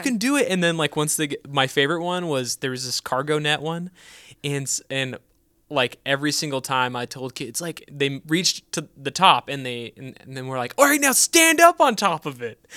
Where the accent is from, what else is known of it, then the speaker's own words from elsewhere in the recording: California, United States; now in Texas, United States; we grew up in California